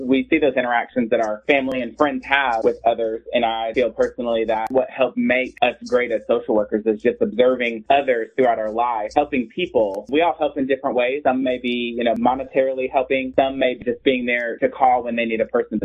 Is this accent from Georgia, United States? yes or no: no; Illinois, United States; now in Tennessee, United States; I'm from Illinois and we have a huge farming industry